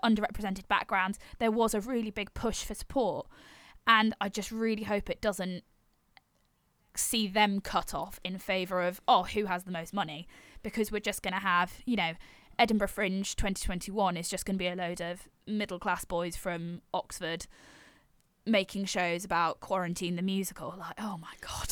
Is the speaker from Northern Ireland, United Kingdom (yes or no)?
no; Yorkshire and the Humber, United Kingdom; I'm originally from North Yorkshire